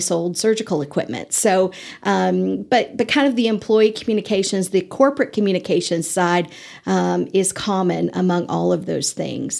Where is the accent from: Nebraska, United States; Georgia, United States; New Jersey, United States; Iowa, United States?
Nebraska, United States; Eastern; moved away as an adult; now in Amarillo, United States; I grew up in Nebraska and, um, I'm a farm girl, uh, Eastern Nebraska